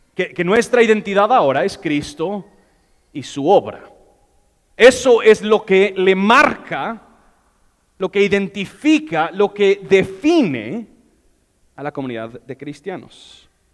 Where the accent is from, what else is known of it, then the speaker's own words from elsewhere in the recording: United States; Spanish is a second language; moved away; yo soy gringo